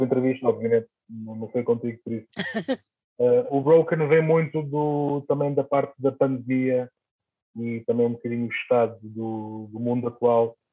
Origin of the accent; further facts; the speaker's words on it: Almada, Setúbal, Portugal; aqui na minha terra, em Almada